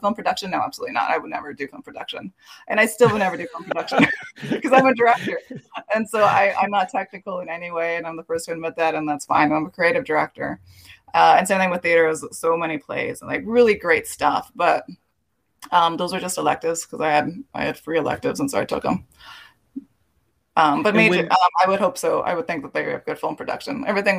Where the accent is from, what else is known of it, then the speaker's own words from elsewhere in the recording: Los Angeles, California, United States; I am from East LA. I'm born and raised here, third generation.